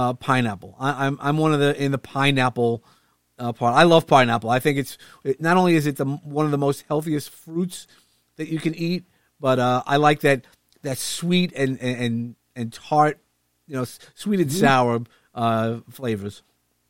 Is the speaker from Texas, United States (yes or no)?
no; New York City, New York, United States; I'm from Brooklyn